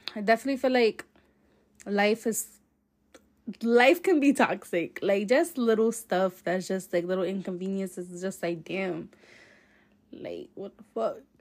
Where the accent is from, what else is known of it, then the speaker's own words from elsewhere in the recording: Providence, Rhode Island, United States; I'm from Providence, Rhode Island